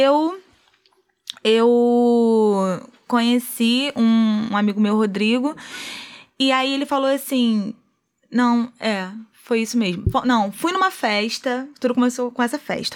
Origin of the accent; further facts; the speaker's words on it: Rio de Janeiro, Brazil; also born or lived in Magé; Sou cria do Complexo do Alemão, nascida e criada. Não, na verdade, eu nasci em Magé.